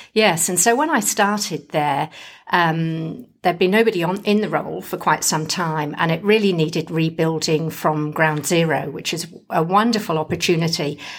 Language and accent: English; England, United Kingdom; now in Western Australia, Australia; being English, I don't do a lot of yelling.